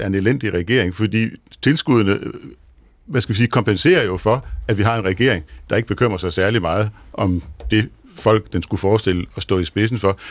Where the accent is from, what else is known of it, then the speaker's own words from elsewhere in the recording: Denmark; jeg er fra Jylland